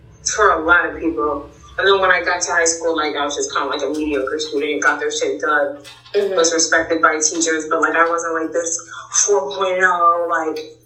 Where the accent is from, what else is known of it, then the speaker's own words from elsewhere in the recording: Boston, Massachusetts, United States; I grew up in Jamaica Plain